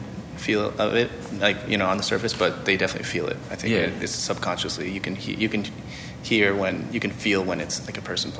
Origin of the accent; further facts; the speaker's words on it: Norfolk, Virginia, United States; also born or lived in Seattle, Washington / upstate New York; I was born in Seattle, and then I grew up also in upstate New York, and then Norfolk, Virginia, which is my hometown.